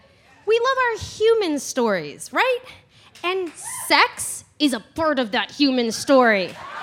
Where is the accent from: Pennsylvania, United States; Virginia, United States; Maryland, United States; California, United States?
California, United States; Santa Monica; also born or lived in Los Angeles; I am a LA native. I was born in downtown LA. I grew up in Santa Monica.